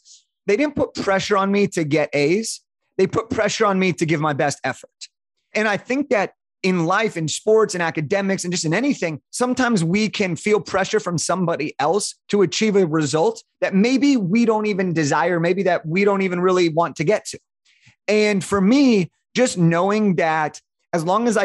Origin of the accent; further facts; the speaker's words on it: Santa Clarita, California, United States; I grew up in a town called Santa Clarita, which is about 45 minutes north of Santa Monica, Los Angeles